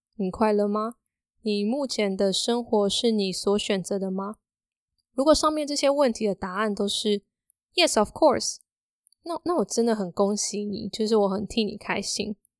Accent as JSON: {"language": "Chinese", "town": "Hsinchu", "country": "Taiwan", "said": "因为我是新竹人嘛，所以要在新竹，当时有试着要找纯文字的工作"}